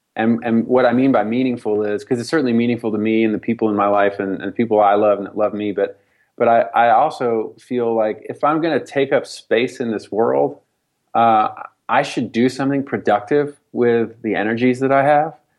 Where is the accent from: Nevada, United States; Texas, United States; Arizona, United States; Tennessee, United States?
Tennessee, United States; Nashville; spiritual traditions that I grew up with in Nashville